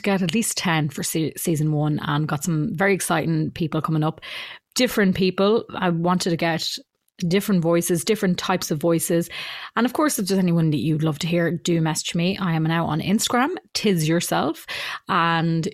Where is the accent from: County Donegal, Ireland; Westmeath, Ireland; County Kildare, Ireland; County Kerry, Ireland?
Westmeath, Ireland; Mullingar; also born or lived in Ardee, County Louth; now in Dublin, Ireland; So originally I'm from Mullingar, moved to RD in County Louth then when I was about 11, and I now live in Dublin.